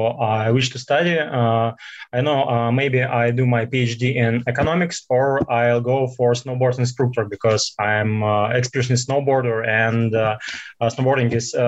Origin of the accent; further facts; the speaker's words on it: Moscow, Russia; English is a second language; I'm from Moscow